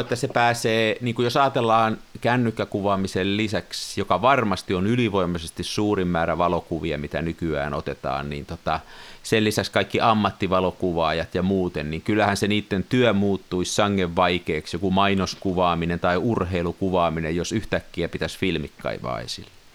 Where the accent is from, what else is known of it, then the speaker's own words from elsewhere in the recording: Tampere, Pirkanmaa, Finland; koululaisena, kasvoin Tampereella